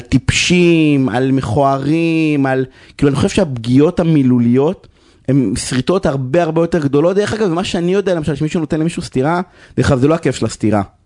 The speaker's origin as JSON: {"language": "Hebrew", "town": "Beersheba", "region": "Southern District", "country": "Israel", "tie": "born or raised there", "said": "אני גדלתי בבאר שבע"}